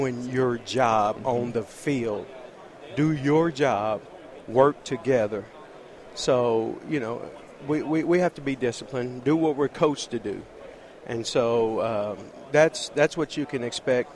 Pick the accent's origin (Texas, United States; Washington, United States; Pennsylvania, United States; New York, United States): Texas, United States; DeSoto; my hometown